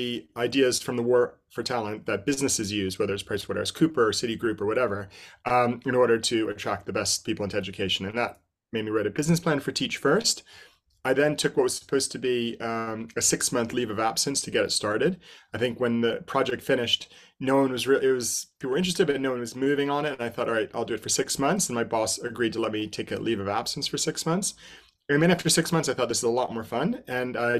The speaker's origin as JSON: {"language": "English", "town": "Asbury Park", "region": "New Jersey", "country": "United States", "also_born_or_lived": "Asia / Hawaii", "moved": "as an adult", "lives_now": "London, United Kingdom", "said": "I'm originally American from Asbury Park, New Jersey, home of Bruce Springsteen"}